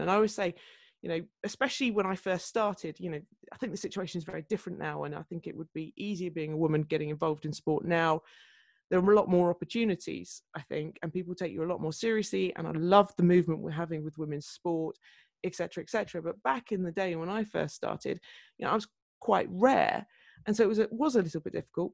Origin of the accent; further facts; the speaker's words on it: Surrey, South East England, United Kingdom; moved away as an adult; also born or lived in Newcastle / Fulham; I was a girl from Surrey up there in Newcastle